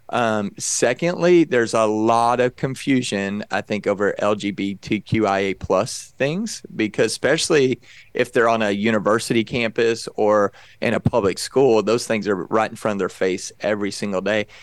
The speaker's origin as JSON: {"language": "English", "region": "Texas", "country": "United States", "tie": "born or raised there", "said": "I grew up in Texas"}